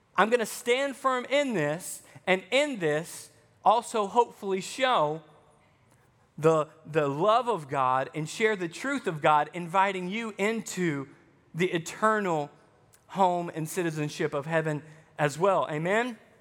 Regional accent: Arkansas, United States; accent: Southern; moved away as an adult; also born or lived in Texas; I spent twelve years growing up in Arkansas, and then I go to Texas for seven years before I came here

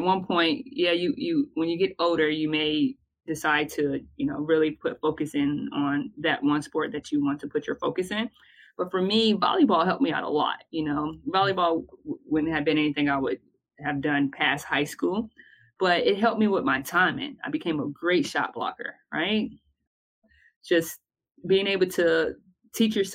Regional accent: Bertie County, North Carolina, United States; I was raised in Bertie County.

